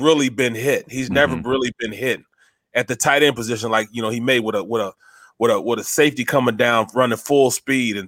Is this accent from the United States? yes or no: yes; St. Louis, Missouri, United States; I grew up a Chicago Bears fan, and I'm from St. Louis